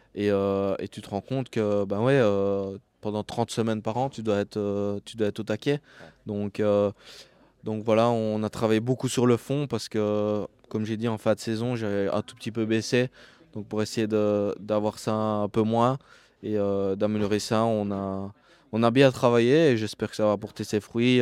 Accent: Liège, Wallonia, Belgium; je suis liégeois, donc je viens de Belgique et je suis liégeois.

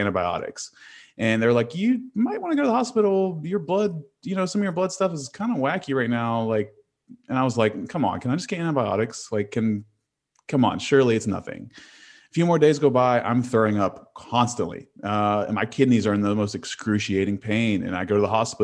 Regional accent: Huntington, West Virginia, United States; I'm from Huntington, West Virginia.

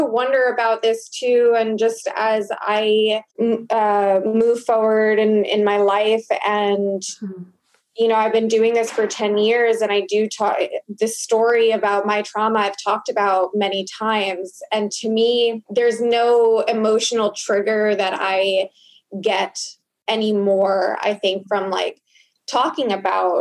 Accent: Long Island, New York, United States; I grew up in Long Island

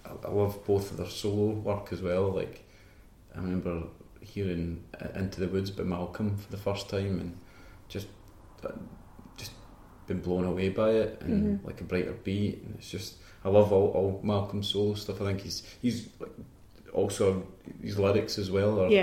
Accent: Banton, Scotland, United Kingdom; also born or lived in Falkirk / Kilsyth; growing up in Banton, it's like 20 minutes from Falkirk.

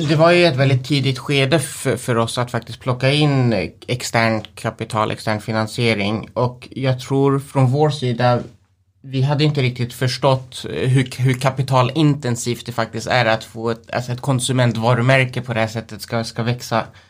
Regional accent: Sweden; vi är själva svenskar, vi är, vi är härifrån

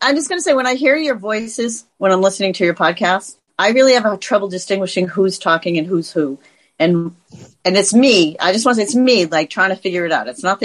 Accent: Andover, Massachusetts, United States; moved away as an adult; also born or lived in New York / Carlisle, Massachusetts / Rochester, New York; now in Pittsburgh, United States; I grew up in Andover.

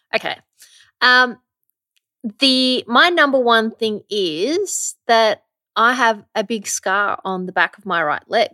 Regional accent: Werribee, Victoria, Australia; I'm originally from Werribee.

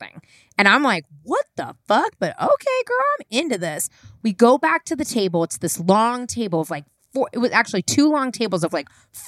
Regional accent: San Francisco, California, United States; also born or lived in New York City; I'm born and raised in San Francisco

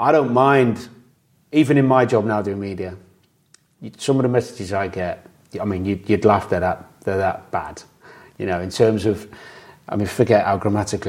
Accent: Chester, North West England, United Kingdom; I was from Chester

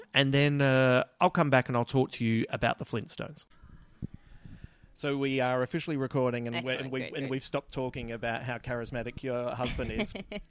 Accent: Adelaide, South Australia, Australia; And in my hometown, you have my original store, the Adelaide Comic Centre.

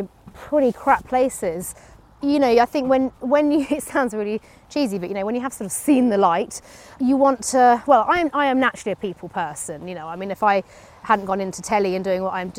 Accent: United Kingdom; being British

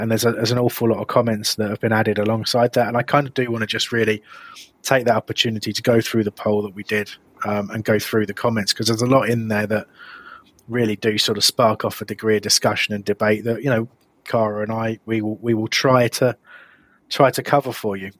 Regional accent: Crawley, South East England, United Kingdom; I grew up in Crawley

